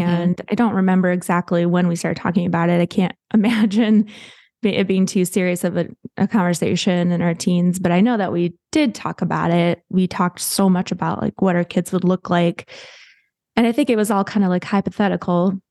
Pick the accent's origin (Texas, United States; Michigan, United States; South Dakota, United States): Michigan, United States; Midland; I grew up in, uh, Midland, Michigan